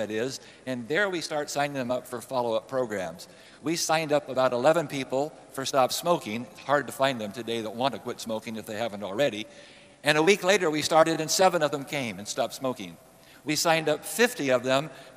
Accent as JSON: {"language": "English", "region": "Northern California", "country": "United States", "tie": "born or raised there", "also_born_or_lived": "Berkeley, California", "said": "I was raised in Northern California."}